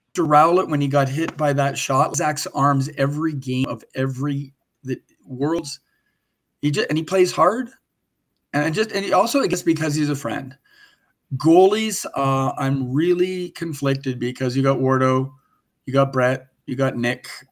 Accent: Victoria, British Columbia, Canada; grew up in Victoria where it's like you said, it's rain. Like Oregon

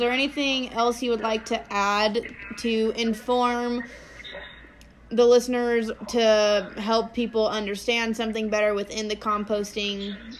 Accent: Tulare, California, United States; I'm also from Tulare, California

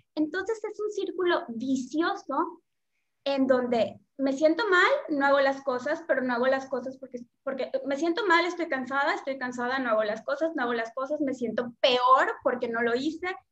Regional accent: Yucatán, Mexico; soy mexicana del sur, que es Yucatán

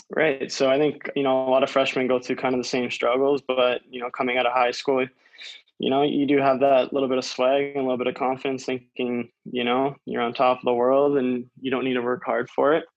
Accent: Maple, Ontario, Canada; I grew up in Maple uh, my entire life, and I'm still living there now.

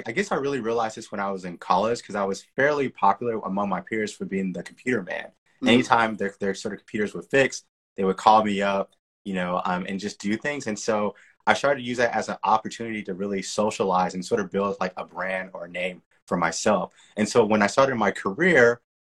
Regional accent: Texas, United States; moved away as an adult; also born or lived in San Francisco, United States; I'm originally from Texas. I, you know, lived there the majority of my life

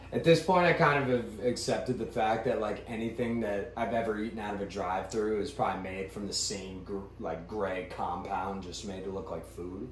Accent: Ashburn, Virginia, United States; also born or lived in Scottsdale, Arizona / Pittsburgh, Pennsylvania; I spent the majority of my life in Virginia, so that's where I identify being from

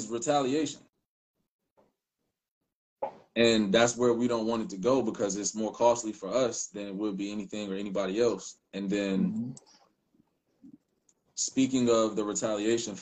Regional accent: Philadelphia, Pennsylvania, United States; moved away; I'm from Philly. I'm a Philly dude

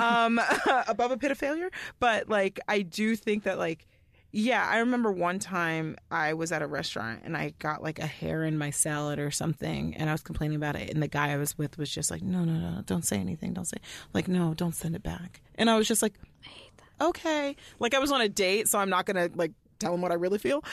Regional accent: Allen, Texas, United States; I grew up in Allen, Texas

